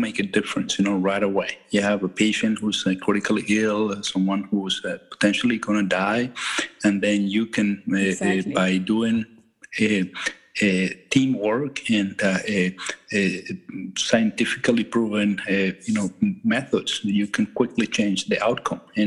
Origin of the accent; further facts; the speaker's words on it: Venezuela; moved away as an adult; also born or lived in Michigan, United States; now in Maine, United States; I'm from Venezuela originally, and I'm an immigrant to the United States.